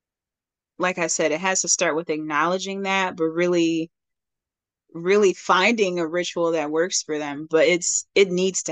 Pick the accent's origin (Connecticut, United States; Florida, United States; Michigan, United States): Michigan, United States; Detroit; I'm from Detroit.